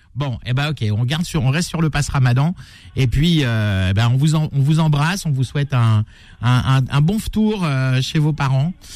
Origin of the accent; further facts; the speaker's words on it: France; chez nous en France